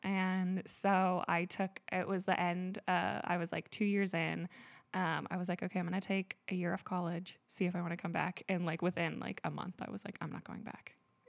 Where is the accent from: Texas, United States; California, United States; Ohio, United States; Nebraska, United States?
California, United States; Grass Valley; I have been born and raised in Grass Valley, California. I have always loved it here. I consider myself like a forest child.